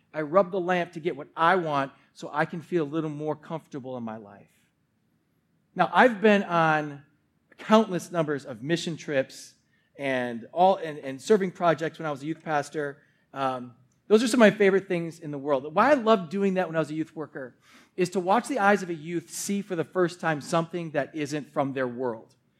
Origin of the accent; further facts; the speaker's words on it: Milwaukee, Wisconsin, United States; Born and raised in Wisconsin